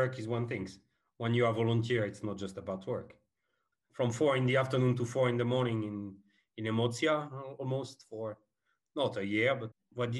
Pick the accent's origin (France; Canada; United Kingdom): France; English is a second language; now in Slovakia; I'm French